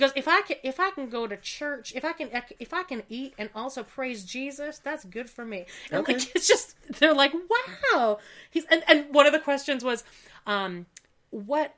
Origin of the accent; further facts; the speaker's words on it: Canada; I am Canadian